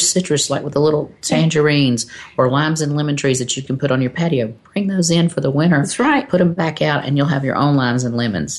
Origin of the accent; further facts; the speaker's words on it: North Carolina, United States; now in Texas, United States; I am originally from North Carolina